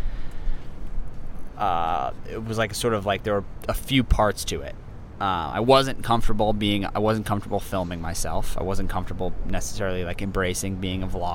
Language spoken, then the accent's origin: English; New York City, New York, United States; growing up in New York City